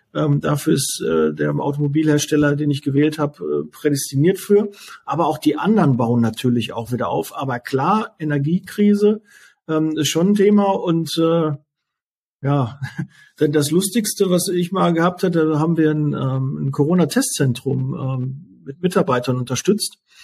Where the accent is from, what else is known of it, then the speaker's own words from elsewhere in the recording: Ruhr area, North Rhine-Westphalia, Germany; ich komme jetzt aus dem Ruhrgebiet